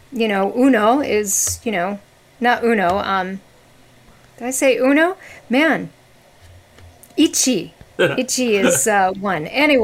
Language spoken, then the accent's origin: English; Wisconsin, United States; accent: Midwestern; I grew up in Wisconsin. I'm a good old Midwestern girl. I have dropped the accent since I've been living on the East Coast, but at any time, you know, I could pick it right up there.